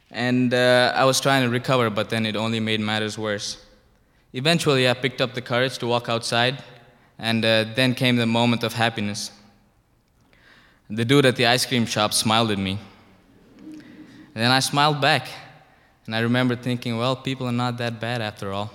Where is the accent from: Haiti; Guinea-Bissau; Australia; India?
India; moved away as an adult; now in United States; I'm from India.